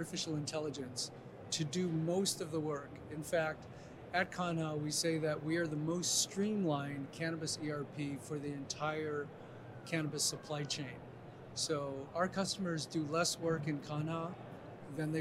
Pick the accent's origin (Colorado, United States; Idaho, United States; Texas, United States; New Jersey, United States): Colorado, United States; I'm from Colorado